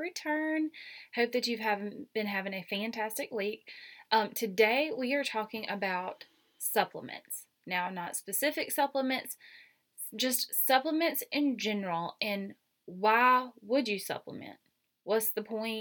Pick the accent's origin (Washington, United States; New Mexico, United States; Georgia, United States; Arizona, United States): Georgia, United States; accent: twang; I have a twang because I'm from Georgia